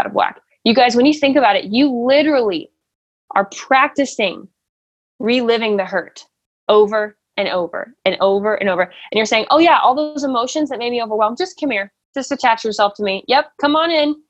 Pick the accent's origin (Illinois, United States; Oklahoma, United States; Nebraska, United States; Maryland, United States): Nebraska, United States; I was born in America. I was born in Nebraska